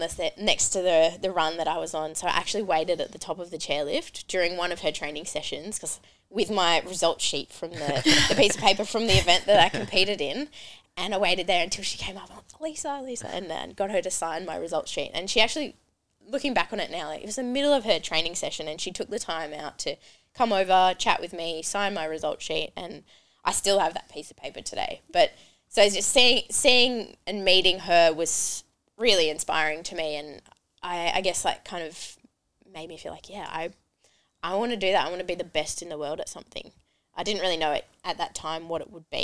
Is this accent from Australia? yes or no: yes; Falls Creek, Victoria, Australia; I grew up in Falls Creek, Victoria